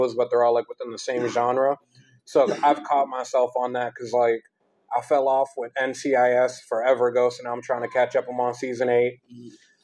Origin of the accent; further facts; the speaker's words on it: Salem, Massachusetts, United States; I was born in Salem, Massachusetts.